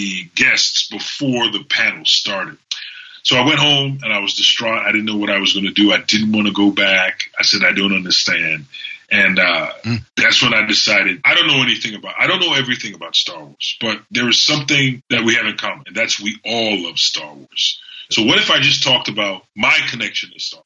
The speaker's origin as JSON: {"language": "English", "country": "Trinidad & Tobago", "tie": "born or raised there", "said": "I grew up in Trinidad and Tobago."}